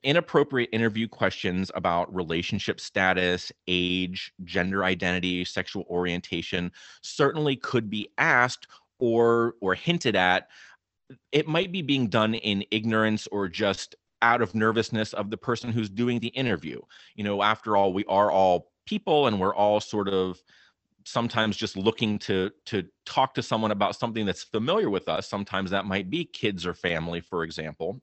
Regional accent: Clarion County, Western Pennsylvania, United States; moved away as an adult; now in New Jersey, United States; I grew up in Clarion County there in Western Pennsylvania myself

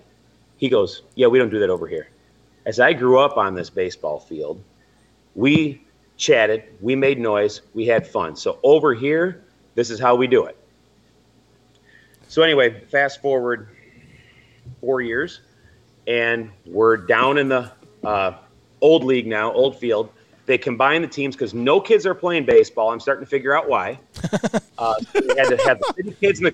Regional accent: St. Joseph, Michigan, United States; I grew up in St. Joe, went to St. Joe schools.

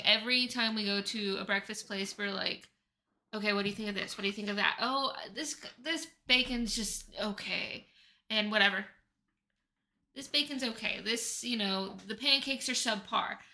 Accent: Oklahoma, United States; now in Phoenix, United States; I'm from Oklahoma

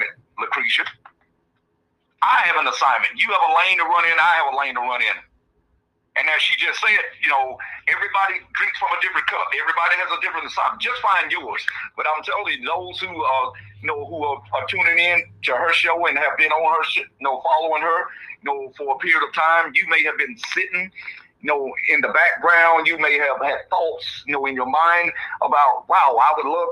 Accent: Georgia, United States; moved away as an adult; I grew up in Georgia, left right after high school, went in the Marines

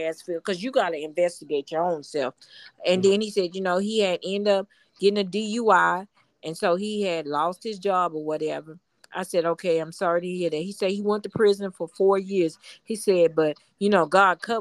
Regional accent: Houston, Texas, United States

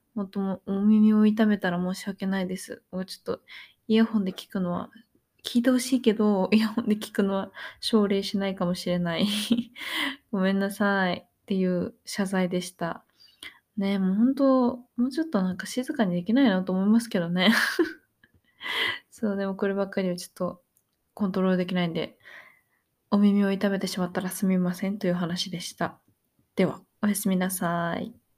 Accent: Japan; moved away as an adult; now in Australia; 日本出身です

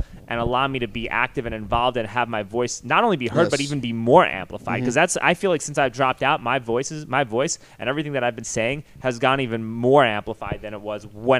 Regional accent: New York City, New York, United States; now in Austin, United States; I grew up in New York City. I left there for a reason.

